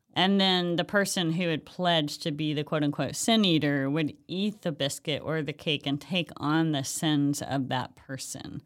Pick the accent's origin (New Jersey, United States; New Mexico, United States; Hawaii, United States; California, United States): Hawaii, United States; moved away; I'm from Hawaii originally